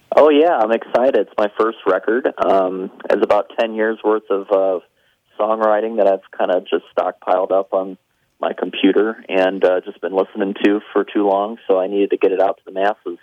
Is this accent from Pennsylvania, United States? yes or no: no; Tampa, Florida, United States; I grew up in Florida